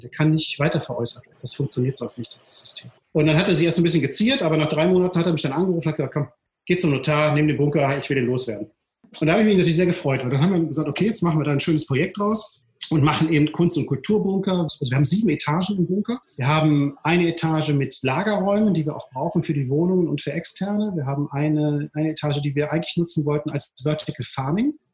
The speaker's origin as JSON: {"language": "German", "town": "Duisburg", "region": "North Rhine-Westphalia", "country": "Germany", "tie": "born or raised there", "moved": "as an adult", "lives_now": "Düsseldorf, Germany", "said": "ich bin geboren in Duisburg-Rheinhausen, das ist mhm. wirklich mitten im Ruhrpott und bin da auch zur Schule gegangen, habe da mein Abitur gemacht 1985"}